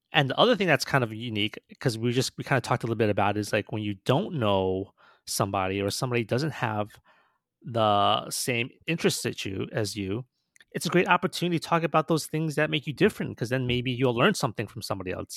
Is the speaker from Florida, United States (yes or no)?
no; New York, United States; we grew up in New York, so we weren't really around a lot of, like, you know, water